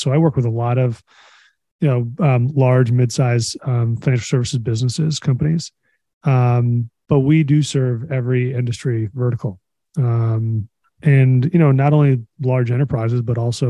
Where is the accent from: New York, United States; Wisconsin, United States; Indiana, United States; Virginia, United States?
New York, United States; I've got Greek immigrant parents, and I'm from the Northeast, New York native.